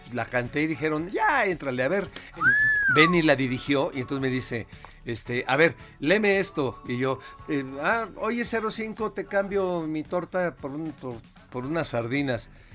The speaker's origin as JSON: {"language": "Spanish", "country": "Mexico", "said": "soy orgullosamente mexicano"}